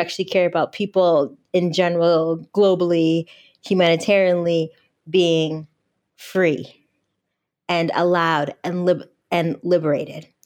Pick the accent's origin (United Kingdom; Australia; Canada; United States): United States; outside Detroit, Michigan; I'm from Podunk, Michigan, outside Detroit, not right in the city